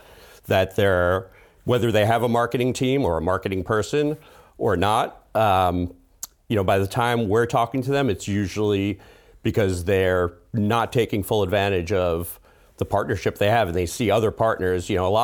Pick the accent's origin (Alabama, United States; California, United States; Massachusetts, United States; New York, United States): New York, United States; Flushing; born there; I was actually, I was born in Queens. Didn't spend a lot of time here, but yeah, I was born in Flushing, Queens.